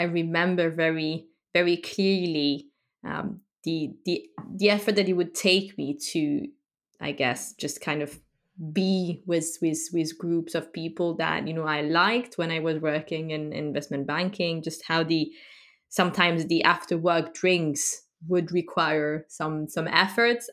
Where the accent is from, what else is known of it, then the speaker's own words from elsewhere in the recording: France; I grew up in France